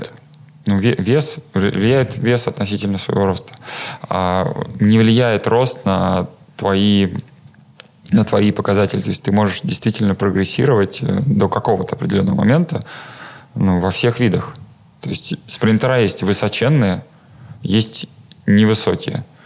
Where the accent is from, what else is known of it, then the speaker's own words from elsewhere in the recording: Vladimir, Vladimir Oblast, Russia; я родом с Владимира